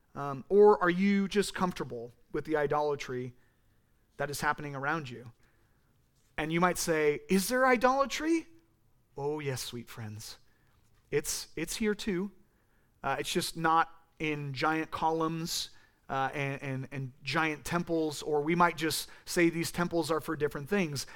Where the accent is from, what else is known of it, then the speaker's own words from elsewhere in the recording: California, United States; I use that voice 'cause I'm from California, and that's how we talk